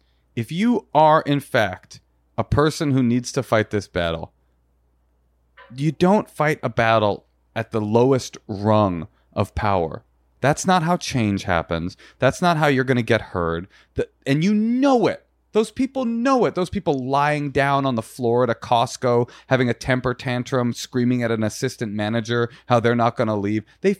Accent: Balearic Islands, Spain; No. Soy de España. Mallorca, actually.

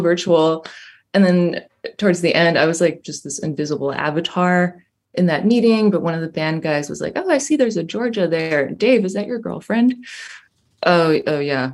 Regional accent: Düsseldorf, North Rhine-Westphalia, Germany; moved away as an adult; now in Berlin, Germany; I grew up in Dusseldorf and I studied in Berlin

